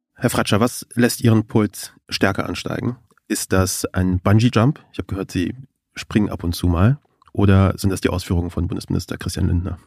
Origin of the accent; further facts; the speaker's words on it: Kassel, Hesse, Germany; Ich bin ja in Kassel aufgewachsen